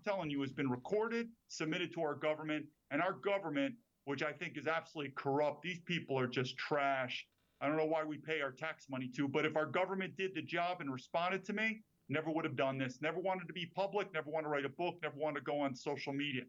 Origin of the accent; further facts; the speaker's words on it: New York, United States; moved away as an adult; also born or lived in China / Taiwan; born and raised in New York